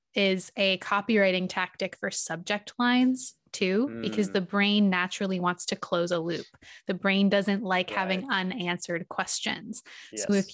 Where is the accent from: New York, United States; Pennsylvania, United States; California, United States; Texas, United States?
California, United States; I grew up in California